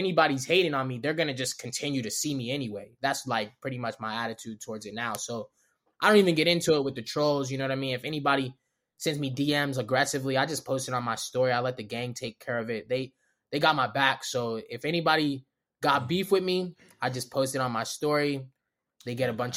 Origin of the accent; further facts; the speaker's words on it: Baltimore, Maryland, United States; accent: Baltimore; also born or lived in Los Angeles; I'm from Baltimore.